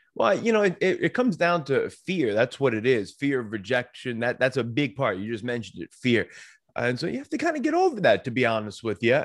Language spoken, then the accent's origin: English; Long Island, New York, United States; moved away as an adult; also born or lived in Saint Louis, Missouri; now in Pennsylvania, United States; I come from New York. I grew up on Long Island.